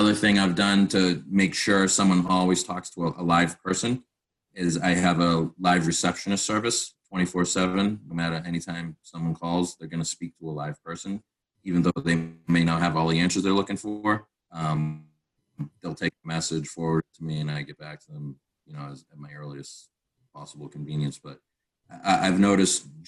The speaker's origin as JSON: {"language": "English", "region": "Massachusetts", "country": "United States", "said": "I started off in Massachusetts. It's my home state"}